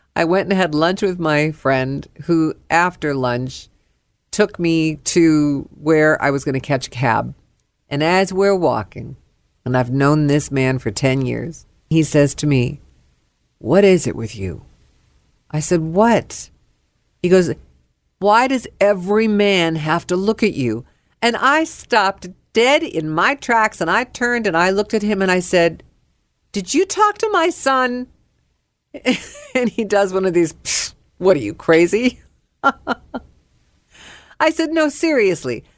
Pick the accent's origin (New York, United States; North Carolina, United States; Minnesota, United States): New York, United States; now in Dallas, United States; I am a New Yorker.